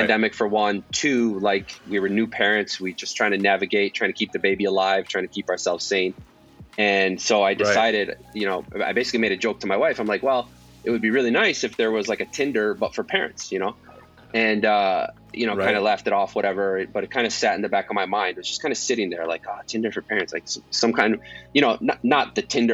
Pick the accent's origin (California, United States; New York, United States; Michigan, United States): Michigan, United States; Detroit; moved away as an adult; now in Los Angeles, United States; I'm actually from Detroit